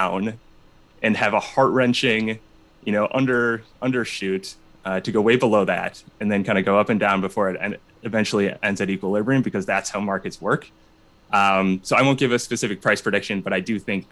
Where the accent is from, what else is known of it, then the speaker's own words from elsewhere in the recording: Minnesota, United States; now in Chicago, United States; I'm from Minnesota.